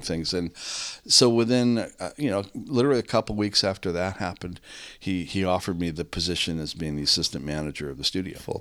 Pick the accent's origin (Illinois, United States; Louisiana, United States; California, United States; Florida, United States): California, United States; San Rafael; also born or lived in San Francisco; I grew up in Marin. I grew up in San Rafael.